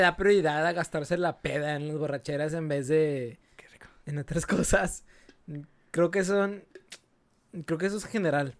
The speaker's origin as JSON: {"language": "Spanish", "town": "Monterrey", "region": "Nuevo León", "country": "Mexico", "said": "A Regio, en Monterrey. Eh, nos dicen que tenemos nuestro propio dialecto"}